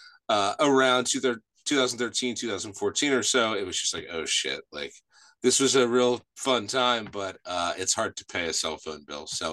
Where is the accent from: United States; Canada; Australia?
United States; Washington Township, New Jersey; I am from South New Jersey. It's a little town called Washington Township